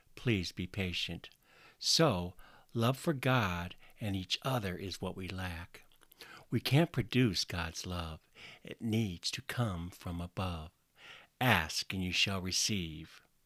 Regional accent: Northwest Iowa, United States; now in Washington, United States; I grew up in Northwest Iowa, in a small community, in a very conservative part of the country

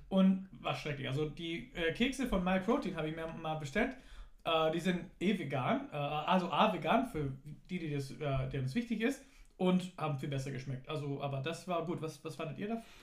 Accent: United States; now in Germany; Ich bin in den USA aufgewachsen

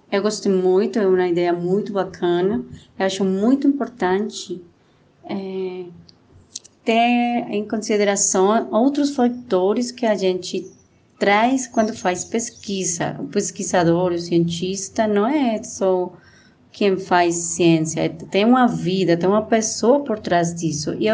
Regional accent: Bogotá, Colombia; born there; Portuguese is a second language; Eu nasci em Bogotá, a cidade capital da Colômbia, mas meu pai eh, ele foi da polícia e a gente teve que morar em muitos outros lugares pelo seu trabalho.

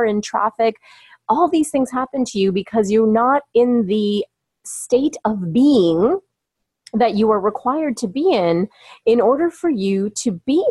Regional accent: Toronto, Ontario, Canada; moved away as an adult; also born or lived in California; now in Toronto, Canada; back here in my hometown of Toronto, Ontario, Canada, where I have relocated myself for a couple of years

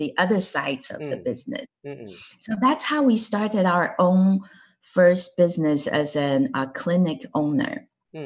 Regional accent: Taiwan; first language Chinese; English is a second language; moved away as an adult; now in United States; I grew up in Taiwan, and I graduated college from Taiwan.

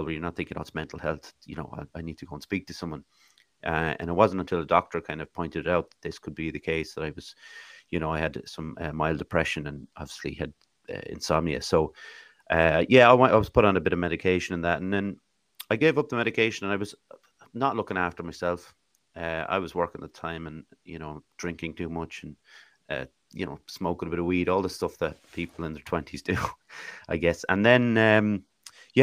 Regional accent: Swords, County Dublin, Ireland; moved away as an adult; also born or lived in Ballinasloe; now in Athlone, Ireland; I was born actually in Ballinasloe Hospital, but I grew up in Athlone until I was 8. And then I moved up to Swords, County Dublin, went to school there and actually moved back to Athlone when I was 18

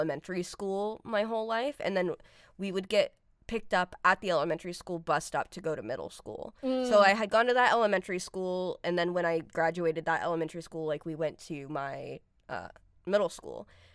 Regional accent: Granite Bay, California, United States; I grew up in Granite Bay, which is a suburb of Sacramento.

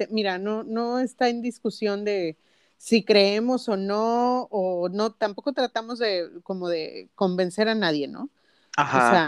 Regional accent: Linares, Nuevo León, Mexico; Pues es que yo soy de Linares

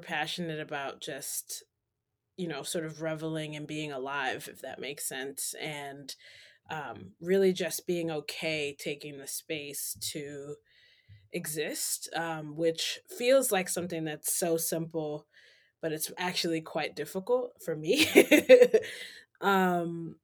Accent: New York City, New York, United States; moved away as an adult; also born or lived in Western Massachusetts; now in Boston, United States; originally I am from Harlem, New York City, born and raised

